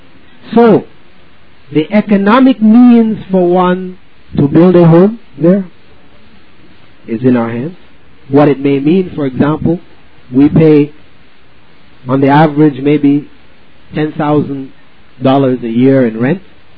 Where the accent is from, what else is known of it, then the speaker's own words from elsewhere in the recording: Belize; in the sense that I am from Belize and I'm trying to get everybody to come back with me to Belize, because I'm not.